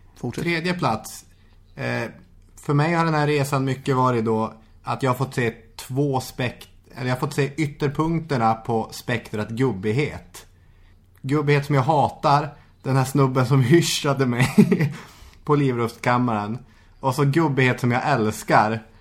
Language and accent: Swedish; Arvidsjaur, Norrbotten County, Sweden; moved away; När jag var hemma i Arvidsjaur